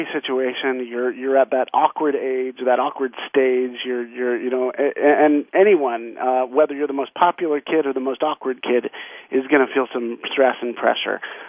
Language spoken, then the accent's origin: English; the West, United States; I grew up in the West